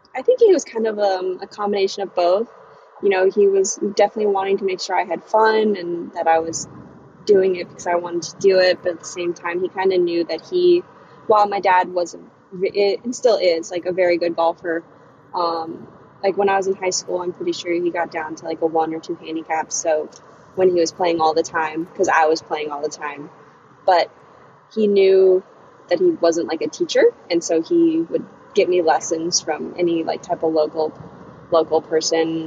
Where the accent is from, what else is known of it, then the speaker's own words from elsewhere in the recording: Chesapeake, Virginia, United States; also born or lived in Minnesota; now in Charlottesville, United States; I was born in Minnesota, but I moved to Virginia when I was uh, 10 years old. So I really I've lived in Virginia most of my life, so I I pretty much just say I'm from Virginia